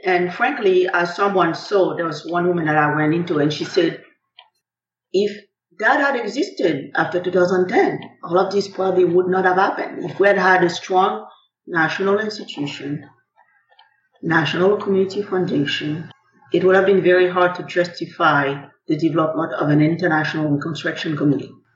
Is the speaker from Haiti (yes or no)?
yes; Haiti; now in United States; I come from Haiti, one of the richest countries in the world in terms of culture, history, and the spirit of our people